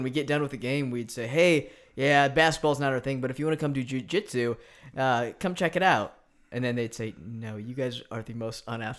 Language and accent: English; United States; I'm American.